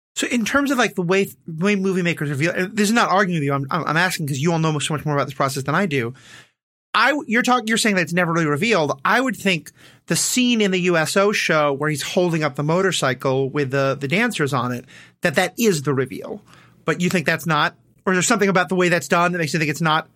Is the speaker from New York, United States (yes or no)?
yes; New York, United States; I'm Jewish from New York